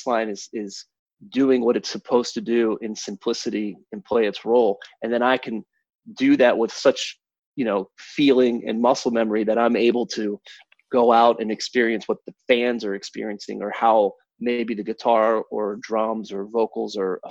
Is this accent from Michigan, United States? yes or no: yes; Kalamazoo, Michigan, United States; also born or lived in Pittsburgh, Pennsylvania; when I moved from Pittsburgh, where my entire family moved, up to Michigan